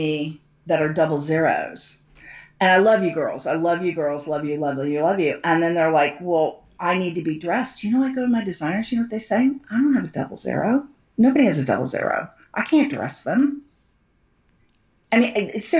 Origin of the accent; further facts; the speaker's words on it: United States; I'm an American